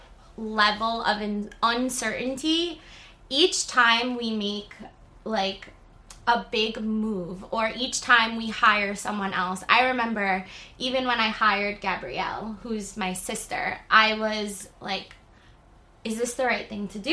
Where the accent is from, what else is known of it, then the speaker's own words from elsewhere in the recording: New York City, New York, United States; moved away as an adult; now in Manhattan, United States; I moved from Staten Island, where Gab and I are originally from, to the east side of Manhattan